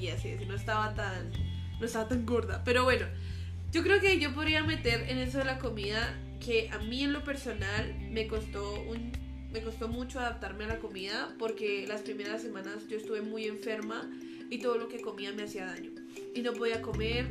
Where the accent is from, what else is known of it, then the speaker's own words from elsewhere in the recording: Duitama, Boyacá, Colombia; moved away; Yo soy de Colombia, como ella dice, yo soy de Boyacá, una región muy bonita de allá. Es un departamento, por así decirlo, un estado, pero soy de la ciudad de Uitama